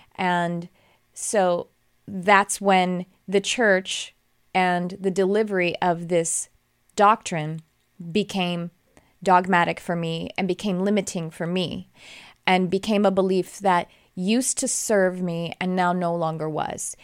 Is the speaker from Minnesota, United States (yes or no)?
no; Texas, United States; I grew up in Texas